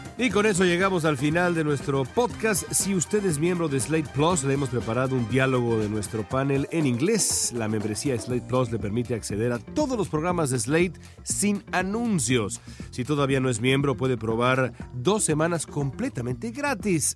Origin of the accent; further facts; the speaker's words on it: Mexico; now in Los Angeles, United States; a mí como mexicano